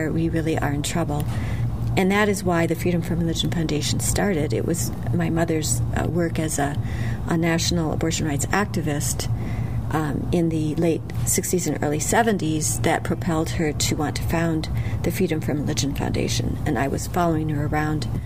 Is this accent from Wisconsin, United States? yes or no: yes; Wisconsin, United States; in my home state of Wisconsin